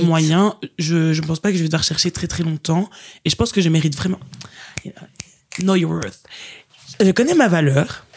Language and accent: French; Liège, Wallonia, Belgium; moved away as an adult; now in Brussels, Belgium; originaire de la ville de Liège, mais maintenant je dis que je suis bruxelloise